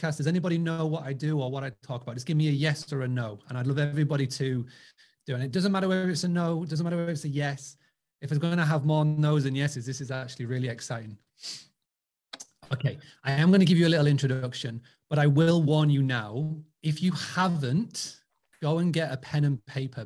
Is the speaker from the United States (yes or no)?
no; Scarborough, Yorkshire and the Humber, United Kingdom; born or raised there